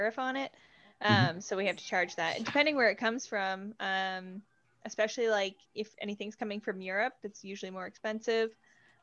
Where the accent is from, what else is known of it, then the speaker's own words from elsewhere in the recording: Canada; accent: Canadian; my Canadian accent